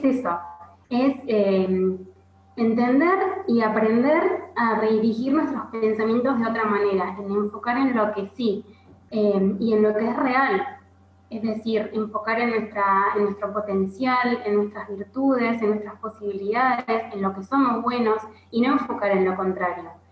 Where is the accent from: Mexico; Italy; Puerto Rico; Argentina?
Argentina; soy argentina y vivo en Argentina